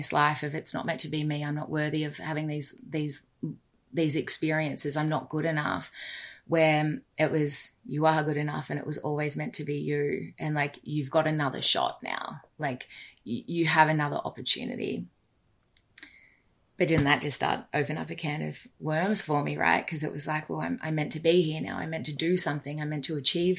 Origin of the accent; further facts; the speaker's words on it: Australia; As a Aussie, worked in a pub with my best mate